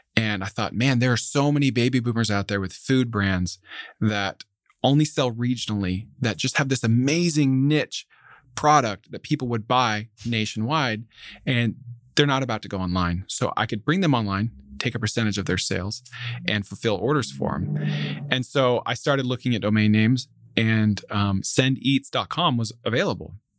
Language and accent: English; Central Florida, United States; moved away as an adult; also born or lived in Alabama; now in Dallas, United States; I grew up in Central Florida